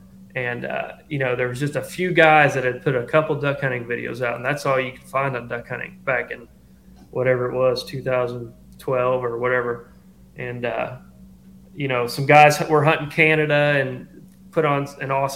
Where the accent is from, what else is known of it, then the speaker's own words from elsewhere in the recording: Nashville, Tennessee, United States; now in Dexter, Missouri, United States; I grew up in Nashville, Tennessee